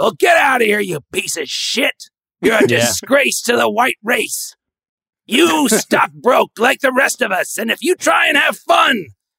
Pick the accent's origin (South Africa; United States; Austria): United States; Connecticut; Growing up in Connecticut, you know, they fucking groom you to be a goddamn stockbroker.